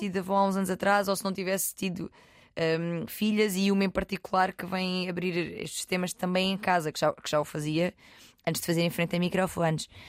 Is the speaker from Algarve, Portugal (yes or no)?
yes; Loulé, Algarve, Portugal; moved away; Tive uns diazinhos no Algarve, uhum. em Lolé, na minha terra